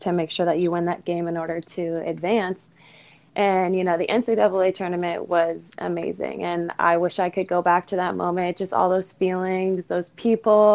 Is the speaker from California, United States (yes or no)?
yes; Southern California, United States; I grew up in SoCal